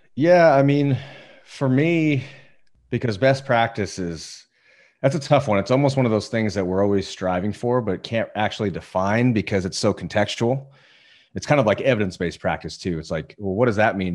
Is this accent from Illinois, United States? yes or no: no; Indiana, United States; moved away as an adult; also born or lived in Denver; now in Southern California, United States; I was born in Denver, but I grew up in Indiana. I spent my entire life in Indiana up till, uh, six years ago